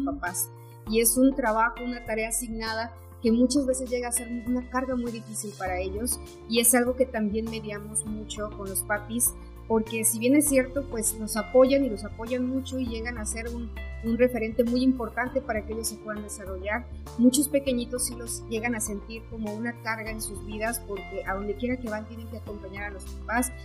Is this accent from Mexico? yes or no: yes; Mexico; como mexicanos